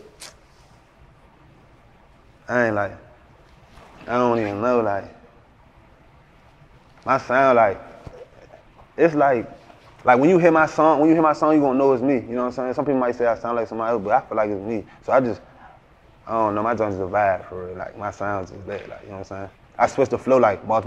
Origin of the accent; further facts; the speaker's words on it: Woodbridge, Virginia, United States; also born or lived in Maryland; I'm from Woodbridge